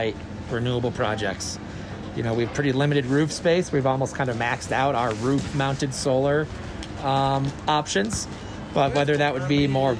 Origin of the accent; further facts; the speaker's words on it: Springfield, Massachusetts, United States; moved away as an adult; now in Colorado, United States; I'm originally from Springfield, Massachusetts